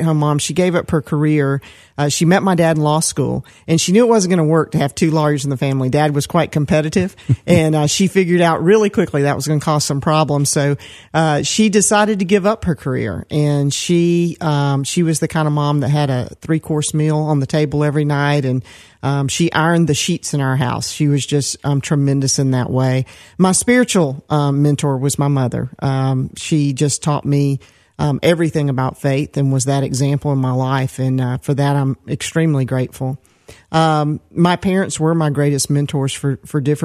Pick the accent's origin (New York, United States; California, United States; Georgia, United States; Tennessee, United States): Georgia, United States; Decatur; also born or lived in Atlanta, Georgia / Stone Mountain, Georgia; I was born in Atlanta, and I grew up, first of all, in Decatur, Georgia